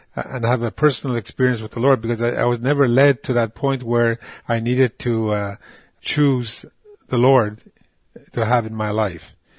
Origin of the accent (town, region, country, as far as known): Moose Factory, Ontario, Canada; born or raised there; first language Cree; English is a second language; also born or lived in Rupert House (Waskaganish), Quebec